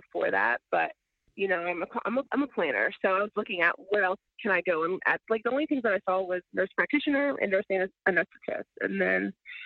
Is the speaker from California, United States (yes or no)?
no; Virginia, United States; I am originally from Virginia, went to undergrad at Virginia Commonwealth University in Richmond, Virginia